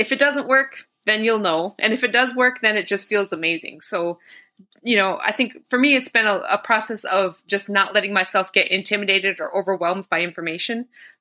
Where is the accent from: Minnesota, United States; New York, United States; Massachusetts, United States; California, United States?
Minnesota, United States; northwest; I hail from the Leech Lake Band of Ojibwe and up in northwest Minnesota.